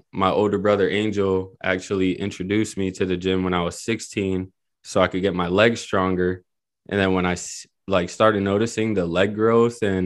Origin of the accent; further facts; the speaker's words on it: Springfield, Massachusetts, United States; I'm from Springfield, Mass